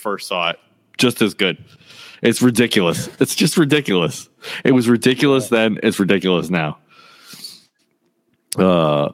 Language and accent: English; Central Massachusetts, United States; moved away as an adult; now in New Hampshire, United States; We're both from Massachusetts